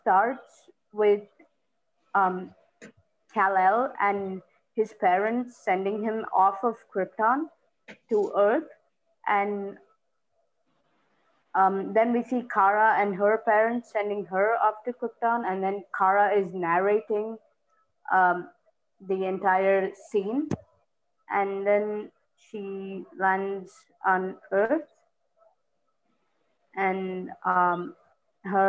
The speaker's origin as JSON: {"language": "English", "country": "India", "said": "I'm 18, and I'm from India."}